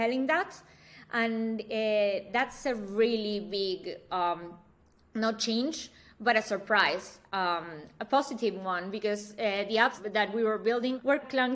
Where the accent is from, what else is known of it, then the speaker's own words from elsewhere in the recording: Argentina; now in Berlin, Germany; I'm born and raised in Argentina